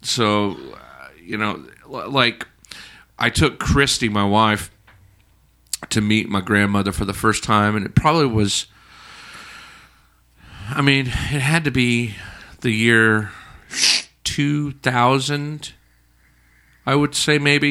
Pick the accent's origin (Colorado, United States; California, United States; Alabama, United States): Alabama, United States; I grew up in Alabama